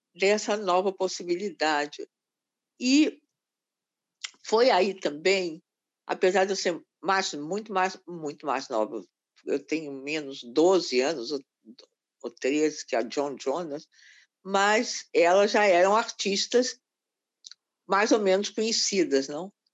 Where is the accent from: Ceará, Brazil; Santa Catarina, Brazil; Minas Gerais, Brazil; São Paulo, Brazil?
Minas Gerais, Brazil; Belo Horizonte; moved away; eu nasci em Belo Horizonte, um pouco por acaso